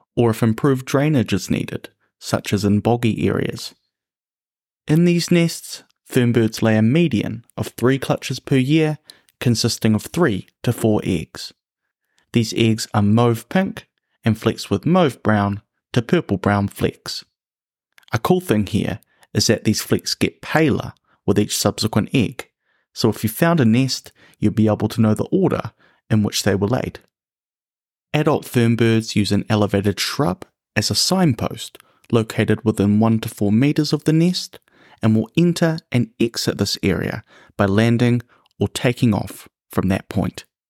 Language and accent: English; New Zealand; the birds of my home country